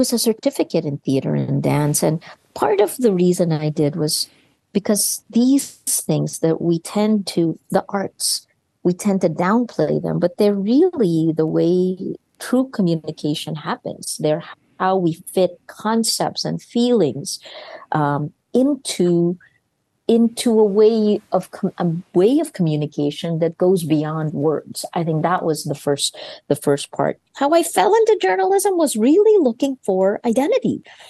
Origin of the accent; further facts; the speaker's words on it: United States; I think it was more that I, despite the fact that I grew up in America, I went to public school and then went on to Princeton, I never felt completely American.